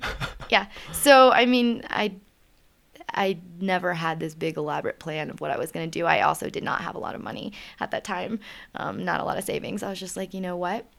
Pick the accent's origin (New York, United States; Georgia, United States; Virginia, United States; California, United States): Virginia, United States; Richmond; moved away as an adult; I'm from Richmond, Virginia originally